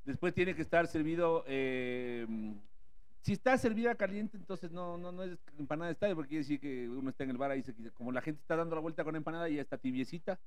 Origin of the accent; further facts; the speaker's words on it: Ecuador; yo soy de este barrio